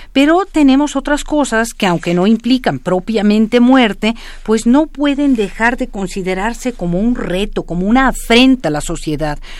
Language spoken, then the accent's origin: Spanish; Mexico; yo soy mexicana